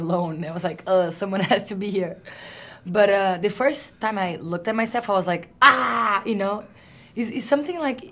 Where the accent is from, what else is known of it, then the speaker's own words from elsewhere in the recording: Brazil; accent: Brazilian; English is a second language; moved away; I can be Brazilian, so I don't have to lose my accent.